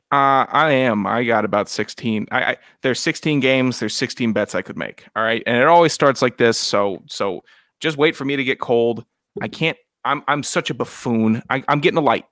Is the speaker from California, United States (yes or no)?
no; Virginia, United States; I'm from Virginia, not Mars.